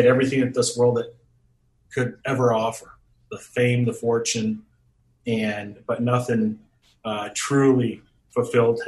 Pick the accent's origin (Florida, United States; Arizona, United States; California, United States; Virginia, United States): Arizona, United States; Phoenix; also born or lived in Detroit, Michigan; I was born in Detroit, Michigan, was raised in Phoenix, Arizona.